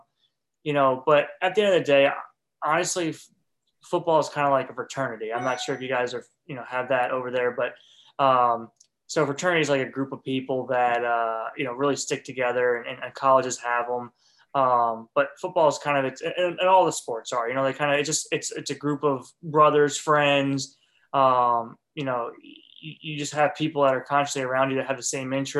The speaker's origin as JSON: {"language": "English", "region": "Northeast", "country": "United States", "tie": "born or raised there", "moved": "yes", "lives_now": "Alabama, United States", "said": "where I grew up in the Northeast"}